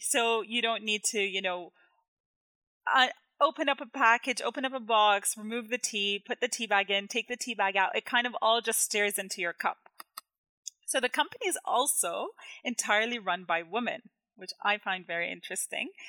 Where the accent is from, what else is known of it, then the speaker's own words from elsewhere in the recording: Jordan; now in Canada; where I grew up in Jordan